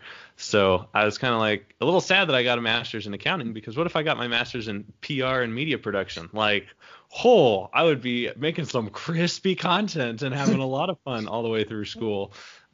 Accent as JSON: {"language": "English", "country": "United States", "said": "I'm a dumb American"}